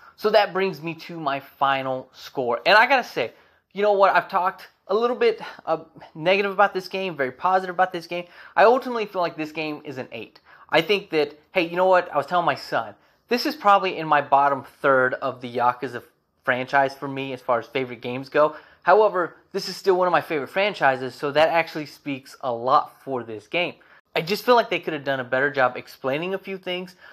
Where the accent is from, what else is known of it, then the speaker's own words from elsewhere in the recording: United States; As an American